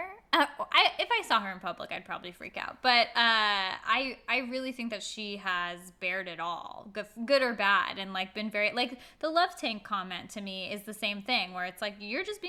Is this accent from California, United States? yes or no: yes; Agoura Hills, California, United States; I grew up in Agoura Hills